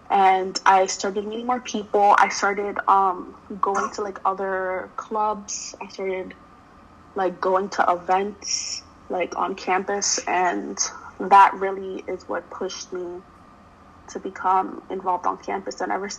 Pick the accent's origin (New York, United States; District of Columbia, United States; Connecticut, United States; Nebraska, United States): New York, United States; New York City; I'm from Manhattan, so I'm from New York City, specifically Washington Heights.